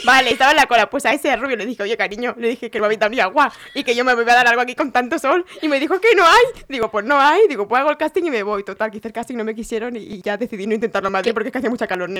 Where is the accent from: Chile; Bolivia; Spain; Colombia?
Spain; L'Hospitalet de Llobregat, Catalonia; soy de Hospitalet de Llobregat y él es de ahí, éramos de la misma ciudad.